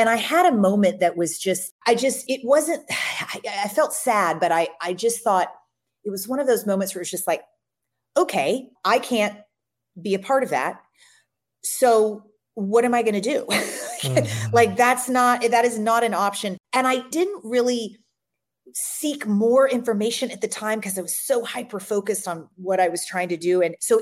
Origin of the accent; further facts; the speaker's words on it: Louisville, Kentucky, United States; I grew up in Louisville, Kentucky, and I grew up on every animal food you could imagine